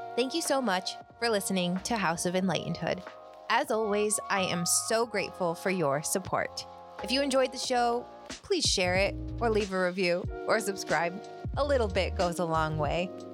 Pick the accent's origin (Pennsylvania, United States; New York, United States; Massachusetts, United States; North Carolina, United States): New York, United States; Finger Lakes; moved away as an adult; now in suburbs of New York City, United States; I grew up in the Finger Lakes of New York State